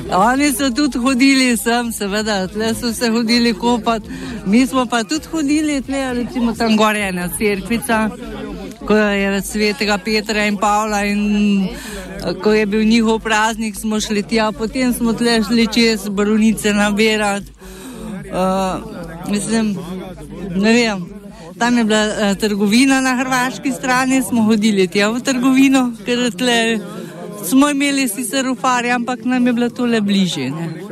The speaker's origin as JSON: {"language": "Slovenian", "town": "Slavski Laz", "country": "Slovenia", "tie": "born or raised there", "also_born_or_lived": "Ljubljana", "said": "Jaz sem tukaj iz Slavskega Laza rojena, skozi živela"}